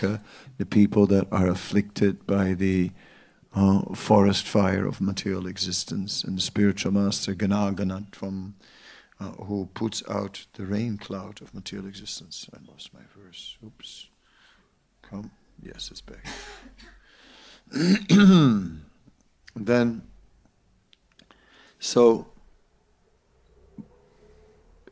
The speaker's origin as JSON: {"language": "English", "country": "Netherlands", "said": "I'm from the Netherlands, so you want to have a swimming diploma in the Netherlands"}